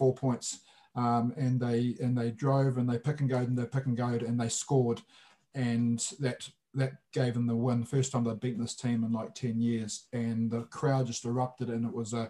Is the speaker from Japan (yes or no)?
yes; Japan; now in New Zealand; I was born and raised in Japan.